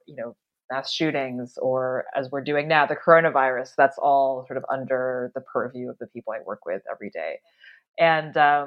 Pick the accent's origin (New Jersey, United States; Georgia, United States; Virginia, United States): Virginia, United States; Northern; I was born and raised in Northern Virginia outside D.C.